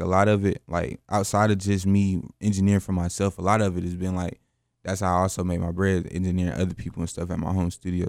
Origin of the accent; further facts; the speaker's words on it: Greensboro, North Carolina, United States; born or raised there